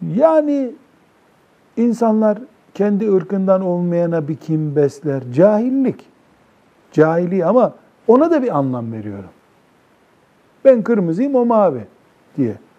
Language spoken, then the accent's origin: Turkish; Black Sea Region, Turkey; bizim Karadeniz'de